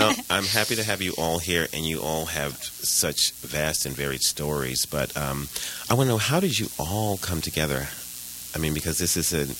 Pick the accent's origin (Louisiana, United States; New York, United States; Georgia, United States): New York, United States; Yes, I'm from New York too, you know. We talked about that. I'm from Brooklyn. Went to school in the Bronx.